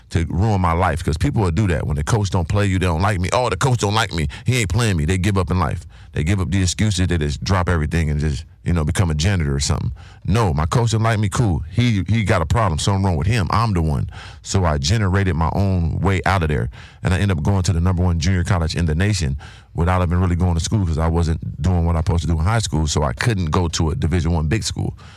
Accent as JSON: {"language": "English", "town": "San Diego", "region": "California", "country": "United States", "tie": "born or raised there", "also_born_or_lived": "Carbondale, Illinois", "said": "I'm from Southeast San Diego, also grew up in Carbondale, Illinois, a small town in Illinois."}